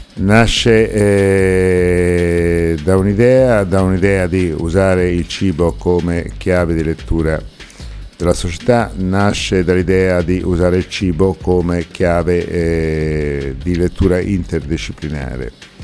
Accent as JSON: {"language": "Italian", "country": "Italy", "said": "per noi che veniamo dall'Italia"}